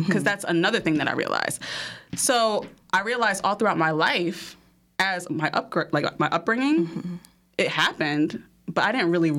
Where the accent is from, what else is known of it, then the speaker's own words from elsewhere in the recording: Piscataway, New Jersey, United States; also born or lived in New York / Panama; growing up in Piscataway, as a girl, their little girl